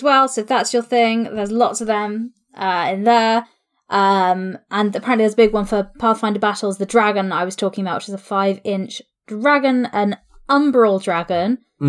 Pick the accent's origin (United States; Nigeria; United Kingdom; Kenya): United Kingdom; Welsh, Wales; I'm Welsh.